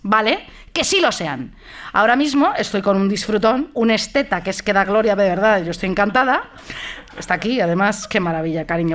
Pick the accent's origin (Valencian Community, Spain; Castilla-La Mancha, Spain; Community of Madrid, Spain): Community of Madrid, Spain; Madrid; soy de Madrid yo